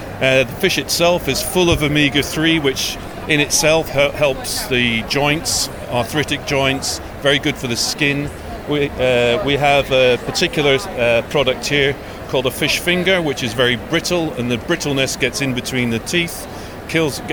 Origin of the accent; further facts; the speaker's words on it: Aberdeen, Scotland, United Kingdom; moved away; I'm originally from Aberdeen